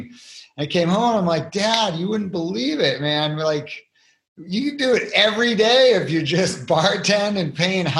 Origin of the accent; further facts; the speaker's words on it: Cape Cod, Massachusetts, United States; I was born and raised on Cape Cod, Massachusetts at 200 feet above sea level